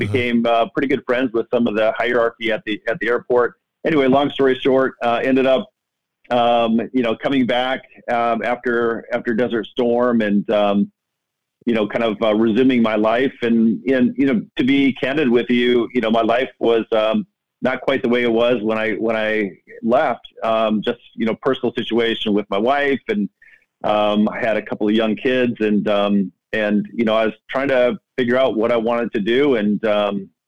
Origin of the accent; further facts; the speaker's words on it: Midwest, United States; You know, I'm from the Midwest.